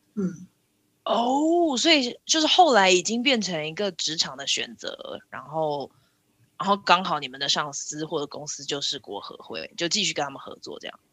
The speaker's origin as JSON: {"language": "Chinese", "country": "Taiwan", "said": "身为台湾人"}